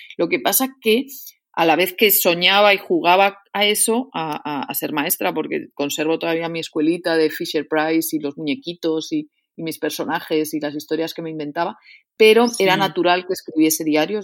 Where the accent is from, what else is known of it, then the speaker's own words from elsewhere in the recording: Madrid, Community of Madrid, Spain; also born or lived in León; yo soy una eh, leonesa que nació en Madrid